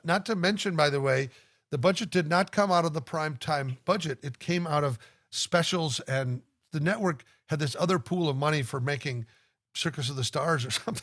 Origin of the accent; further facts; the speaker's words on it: Omaha, Nebraska, United States; in Omaha, Nebraska, you were of course tortured to be in my hometown with everybody that I knew